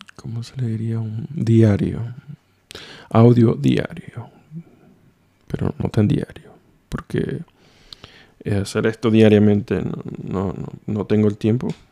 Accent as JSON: {"language": "Spanish", "country": "Venezuela", "moved": "as an adult", "lives_now": "Oulu, Finland", "said": "soy de Venezuela"}